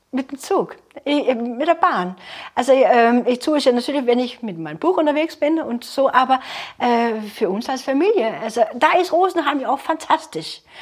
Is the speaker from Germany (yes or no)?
no; North Denmark Region, Denmark; ja, meine Heimat natürlich, das ist ja super, ja, der Jammerbucht, wo ich herkomme, kurz bevor Norwegen anfängt.